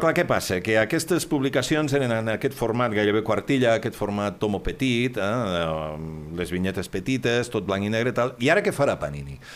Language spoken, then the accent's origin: Catalan; Catalonia, Spain; som catalans